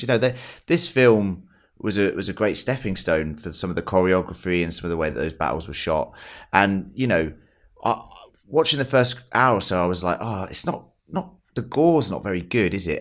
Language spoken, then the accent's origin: English; England, United Kingdom; I'm English.